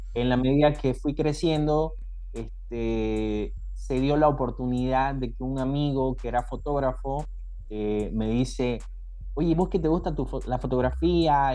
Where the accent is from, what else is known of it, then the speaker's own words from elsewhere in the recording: Santa Cruz de la Sierra, Santa Cruz, Bolivia; en mi ciudad, yo soy de Santa Cruz, este, de la Sierra